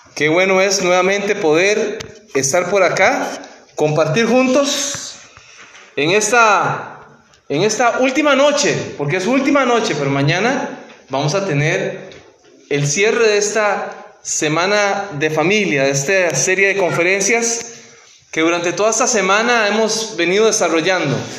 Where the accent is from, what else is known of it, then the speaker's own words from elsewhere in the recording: Costa Rica; moved away as an adult; cuando trabajaba en mi país